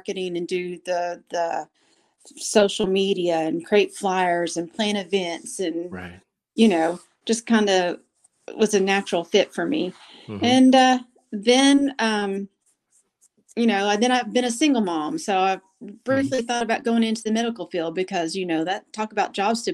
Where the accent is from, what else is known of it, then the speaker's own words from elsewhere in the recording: Golden, Oklahoma, United States; accent: country twang; now in Oklahoma City, United States; I'm from the very small community called Golden.